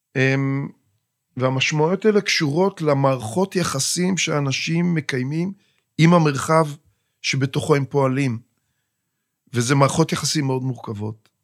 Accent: Kidron, Central District, Israel; אני נולדתי במושב קדרון, ושם גדלתי והקמתי את משפחתי במושב

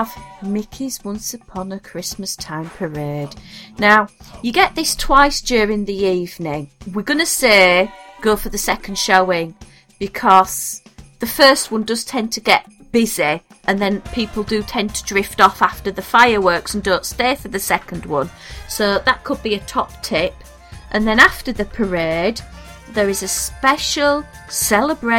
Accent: United Kingdom; we're British, we get snow

